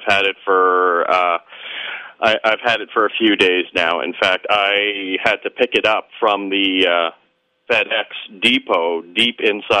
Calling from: Toronto, Ontario, Canada; And I'm phoning in from Toronto.

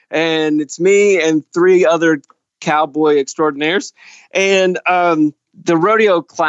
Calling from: Indiana, Pennsylvania, United States; I am calling from Indiana, Pennsylvania

